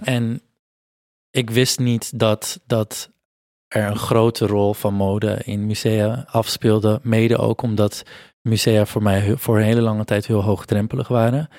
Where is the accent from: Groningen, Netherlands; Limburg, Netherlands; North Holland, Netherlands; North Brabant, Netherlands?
North Holland, Netherlands; Amsterdam; ik ben hier geboren, getogen, geboren in Amsterdam, maar mijn ouders komen van, zijn vanuit Portugal geëmigreerd.